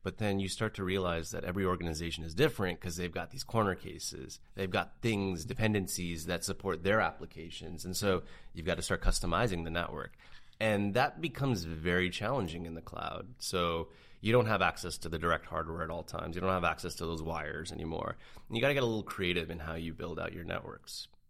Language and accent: English; Canada; as a Canadian, we don't get this kind of action up in Canada.